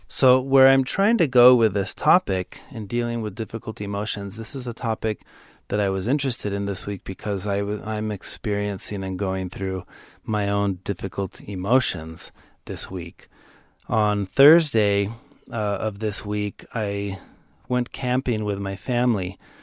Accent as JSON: {"language": "English", "town": "Dallas", "region": "Texas", "country": "United States", "said": "I'm from Dallas"}